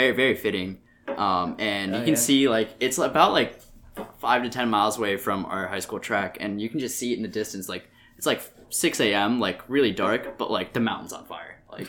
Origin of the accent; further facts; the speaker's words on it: California, United States; moved away; I'm from California.